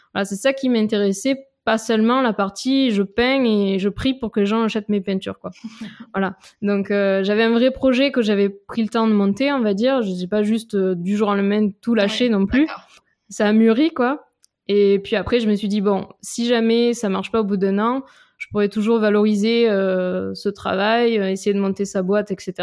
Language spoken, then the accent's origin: French; Avignon, Provence-Alpes-Côte d'Azur, France; accent: petit accent chantant; moved away as an adult; also born or lived in Lyon / Grenoble / Nice; now in Paris, France; je viens d'Avignon en fait, à côté d'Avignon, euh, voilà où j'ai vécu jusqu'à jusqu'après le bac, jusqu'au bac